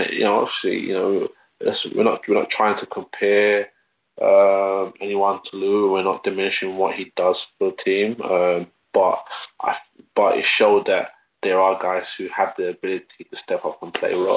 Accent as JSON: {"language": "English", "region": "London", "country": "United Kingdom", "tie": "born or raised there", "also_born_or_lived": "Stoke Newington, Hackney", "said": "growing up in London"}